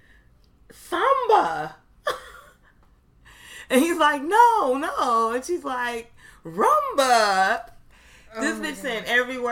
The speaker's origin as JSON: {"language": "English", "country": "United States", "said": "We're American over here"}